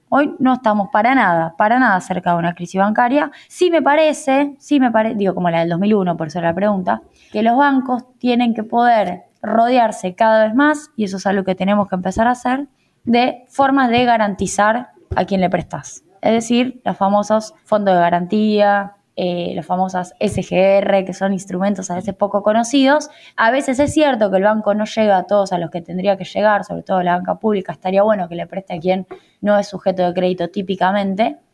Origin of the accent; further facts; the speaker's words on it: Rosario, Santa Fe, Argentina; moved away as an adult; now in Buenos Aires, Argentina; terminé viniendo a Buenos Aires, como Rosarina recién llegada, con 22 años